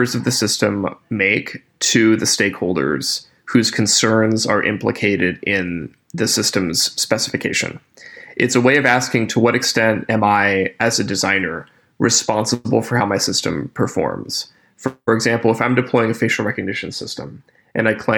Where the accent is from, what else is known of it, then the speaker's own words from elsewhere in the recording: Appalachia, United States; moved away; I grew up in Appalachia before I went to college or grad school